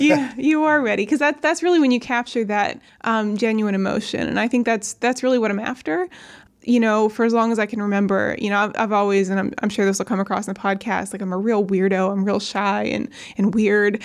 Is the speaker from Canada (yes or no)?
no; New Castle, Pennsylvania, United States; moved away as an adult; also born or lived in Pittsburgh, Pennsylvania; now in Ambridge, United States; I grew up in Newcastle in Lawrence County